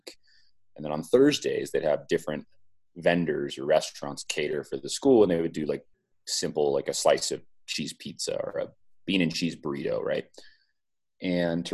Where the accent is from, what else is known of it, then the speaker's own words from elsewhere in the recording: Silicon Valley, California, United States; I grew up in the Silicon Valley